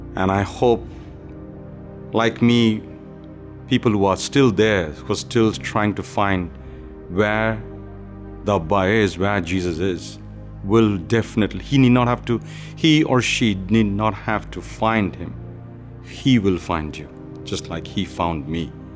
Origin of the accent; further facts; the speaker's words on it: India; moved away; Being born and raised in India into a mixed belief of Hindu religion and communist belief